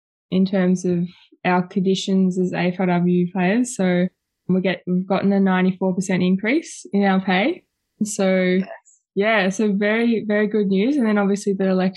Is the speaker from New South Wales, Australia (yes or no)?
no; Preston, Victoria, Australia; So I grew up in Preston, Victoria, and I'm still living in Preston